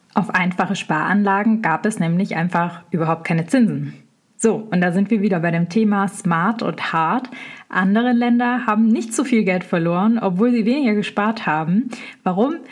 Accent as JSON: {"language": "German", "area": "Swabia", "region": "Baden-Württemberg", "country": "Germany", "said": "im Schwabenländle, wo ich herkomme"}